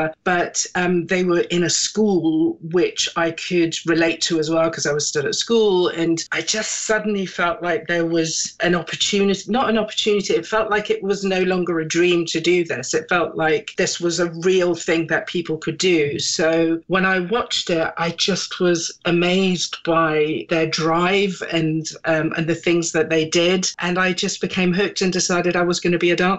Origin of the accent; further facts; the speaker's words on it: Germany; also born or lived in England / Britain; now in United Kingdom; even though I was born in England, I grew up in Germany. I was there from when I was about six or something. And I grew up in a very small kind of German village.